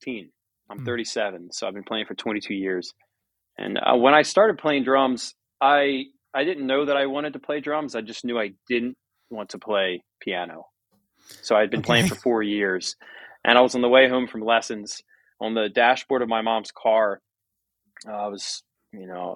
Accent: United States; my farm that I was born and raised on and now own half of with my brothers and my dad is surrounded by Amish farms

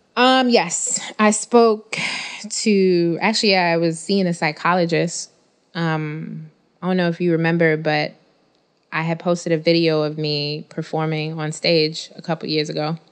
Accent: New York City, New York, United States; I'm still from Bed-Stuy

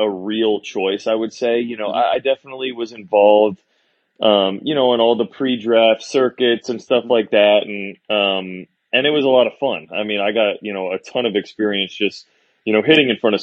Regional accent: Orlando, Florida, United States; growing up in Orlando

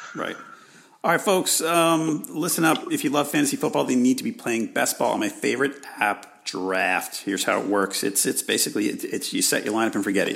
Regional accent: New York, United States; I'm from New York

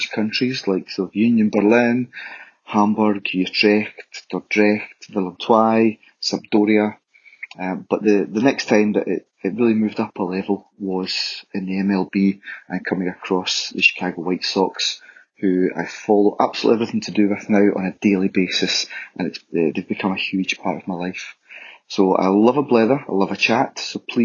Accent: Scotland, United Kingdom; I was born and bred in Scotland

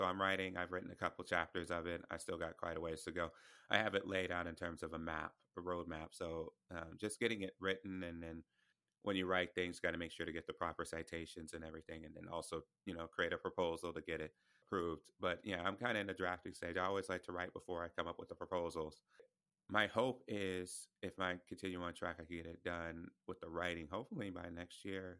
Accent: the Bible Belt, United States; I have a chapter on, you know, growing up in purity culture, which I grew up in the Bible Belt.

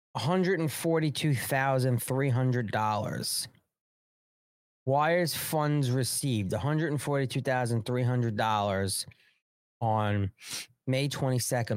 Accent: New York, United States; I'm from New York

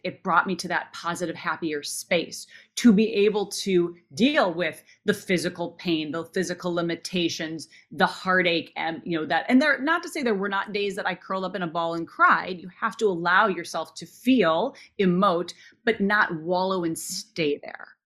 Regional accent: Minnesota, United States; I grew up in Minnesota

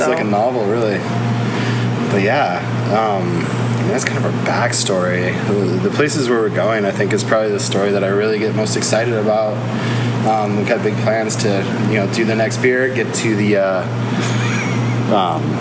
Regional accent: Colorado, United States; for me, I came from Colorado, and I, I, owned a homebrew store out there for a long while

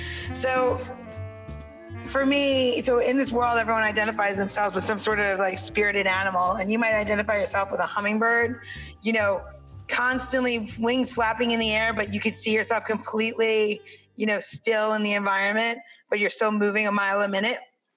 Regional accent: New York, United States; I'm from New York.

